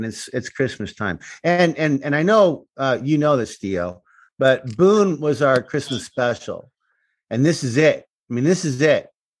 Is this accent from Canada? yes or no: yes; Canada; also born or lived in United States; I'm Canadian. Obviously, I'm American too. Proud of both. But I have an opportunity to spend time in Canada.